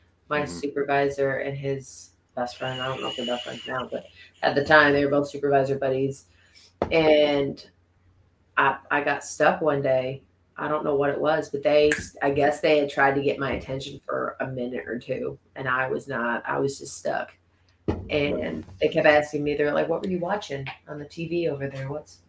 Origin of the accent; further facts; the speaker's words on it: Corning, New York, United States; I was from Corning, so.